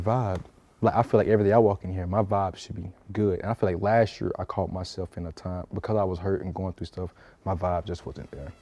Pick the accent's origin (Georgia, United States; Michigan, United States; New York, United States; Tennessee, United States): Georgia, United States; South; moved away; I go back home, South Georgia